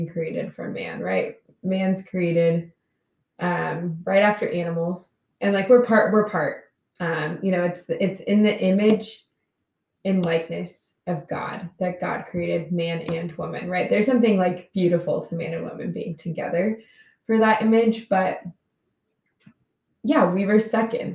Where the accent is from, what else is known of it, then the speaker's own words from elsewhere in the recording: Texas, United States; moved away as an adult; now in Connecticut, United States; I'm from Texas. So Connecticut's a little ways from home